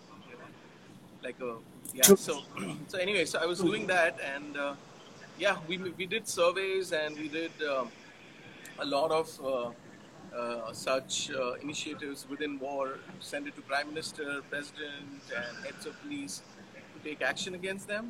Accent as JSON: {"language": "English", "town": "Mumbai", "region": "Maharashtra", "country": "India", "tie": "born or raised there", "said": "I am born and brought up in Mumbai"}